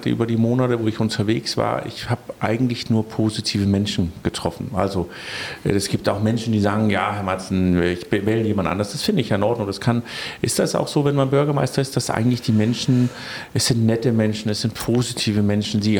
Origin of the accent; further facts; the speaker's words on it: Denmark; now in Rostock, Germany; Da ist es so, dass ich als Däne so ein bisschen mich hin und wieder frage, warum unsere Museumslandschaft nicht so ein bisschen stärker in Rostock ist.